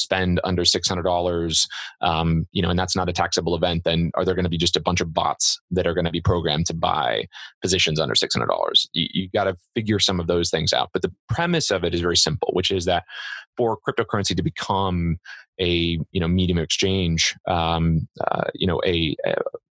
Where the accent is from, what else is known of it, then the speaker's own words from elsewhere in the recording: Central Illinois, United States; moved away; I grew up in Central Illinois. I grew up in a 1,000-person town and with cornfields on every side.